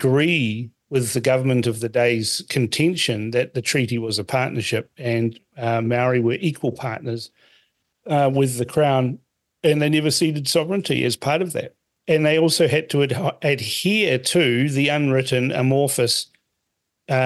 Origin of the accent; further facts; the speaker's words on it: Fiji; now in New Zealand; I was born in Fiji. I'm a Kaiwiti